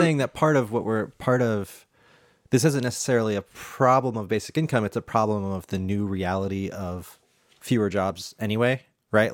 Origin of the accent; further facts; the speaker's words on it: United States; I'm an American